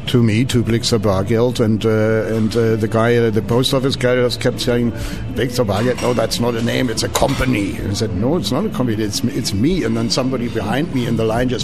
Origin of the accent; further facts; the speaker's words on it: Berlin, Germany; accent: German; English is a second language; I was born in Berlin. I actually grew up there